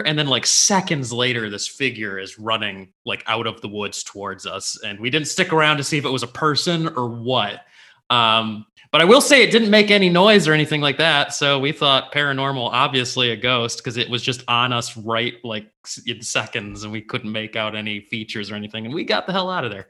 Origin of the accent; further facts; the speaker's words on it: Livonia, Michigan, United States; I grew up in Livonia